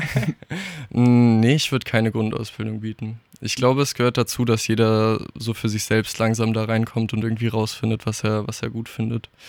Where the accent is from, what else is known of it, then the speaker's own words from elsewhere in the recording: Darmstadt, Hesse, Germany; Also ich bin hier groß geworden, ich durfte hier aufwachsen